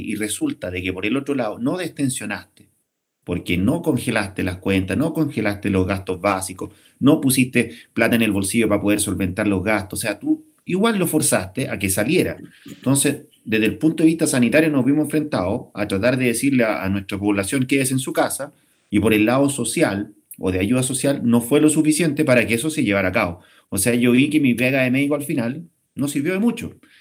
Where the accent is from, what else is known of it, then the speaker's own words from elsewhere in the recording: Chile; somos los chilenos